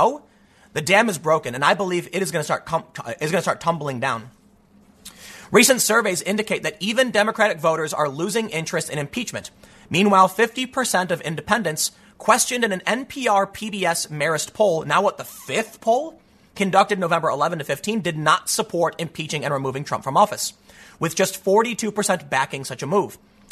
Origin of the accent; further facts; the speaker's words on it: Chicago, Illinois, United States; also born or lived in New York; now in South Jersey, United States; I'm from Chicago